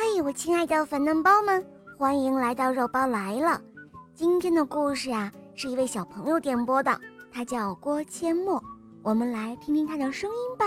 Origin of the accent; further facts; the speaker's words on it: Henan, China; 我来自河南